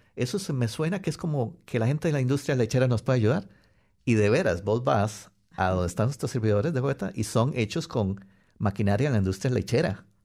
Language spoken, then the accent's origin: Spanish; Costa Rica; moved away as an adult; also born or lived in Wellington, New Zealand / Christchurch, New Zealand / Melbourne, Australia; now in New Zealand; en todas las empresas que yo trabajaba en Costa Rica